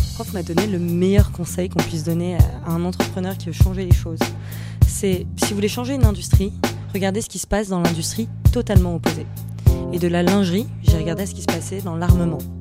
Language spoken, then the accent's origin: French; Nice, Provence-Alpes-Côte d'Azur, France; je viens euh, de Nice